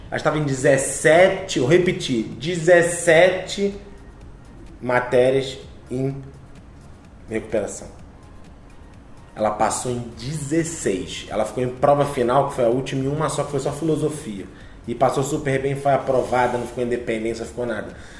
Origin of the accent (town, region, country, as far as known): Teresópolis, Rio de Janeiro, Brazil